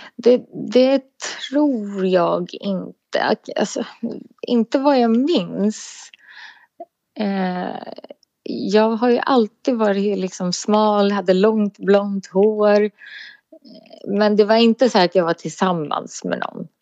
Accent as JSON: {"language": "Swedish", "town": "Sollentuna", "region": "Stockholm County", "country": "Sweden", "tie": "born or raised there", "said": "jag är ifrån Sollentuna"}